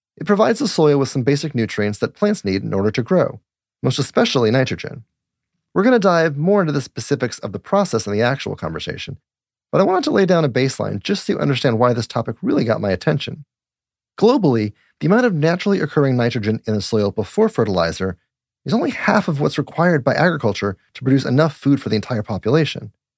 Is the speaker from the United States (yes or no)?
yes; Littleton, Colorado, United States; moved away; also born or lived in Golden, Colorado; I'm originally from Colorado too.